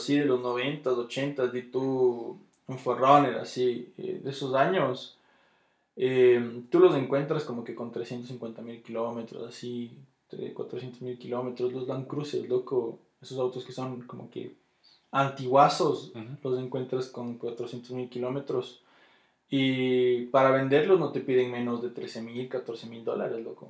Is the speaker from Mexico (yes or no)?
no; Ecuador; yo soy ecuatoriano por cómo hablo